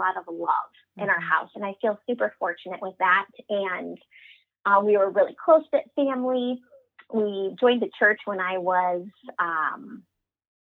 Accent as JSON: {"language": "English", "town": "Cedar Rapids", "region": "Iowa", "country": "United States", "tie": "born or raised there", "said": "I'm born and raised in Cedar Rapids, Iowa"}